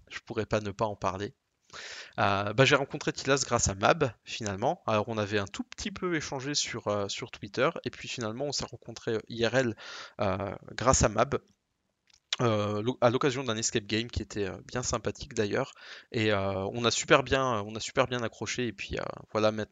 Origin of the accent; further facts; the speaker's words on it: France; accent: French; Je me suis dit finalement le plus simple, c'est de prendre toujours un gros accent français, comme ça je n'ai absolument, euh, je me sens absolument pas gêné.